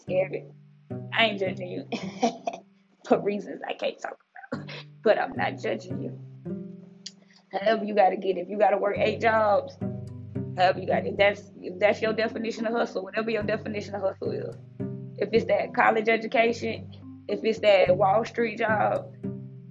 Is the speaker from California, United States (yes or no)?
no; Miami, Florida, United States; moved away; also born or lived in Tampa Bay, Florida; I grew up in Miami and Tampa Bay for a short period of my time, for a short period of my life